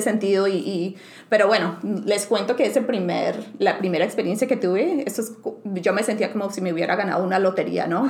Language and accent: Spanish; Bucaramanga, Santander, Colombia; first language Spanish and English; moved away as an adult; also born or lived in Bogotá, Colombia / San Diego, California; now in United States; yo nací en Bogotá, en Colombia, y la mayoría de mi vida pues crecí en, otras, en otra ciudad que se llama Bucaramanga